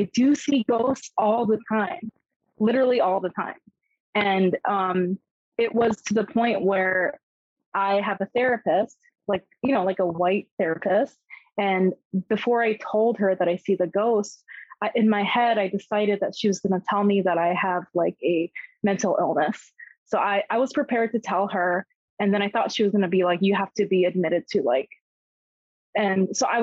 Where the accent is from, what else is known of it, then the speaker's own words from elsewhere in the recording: South Korea; moved away; I was born and raised in Korea. I just went to like American schools while living in Korea